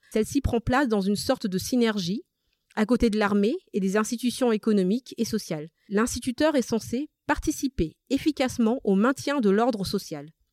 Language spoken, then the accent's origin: French; Madagascar; first language Malagasy; French is a second language; now in France; je suis née à Madagascar, euh, j'ai toujours parlé malgache